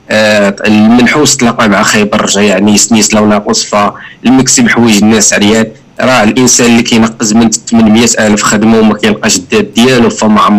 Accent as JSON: {"language": "Arabic", "town": "Casablanca", "region": "Casablanca-Settat", "country": "Morocco", "said": "كما كيديروا شي الترات عندنا في كازا"}